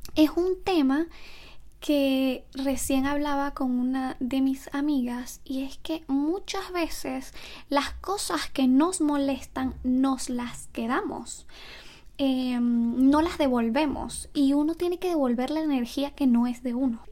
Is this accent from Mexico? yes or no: no; Venezuela; moved away; also born or lived in Ecuador; los que somos de Venezuela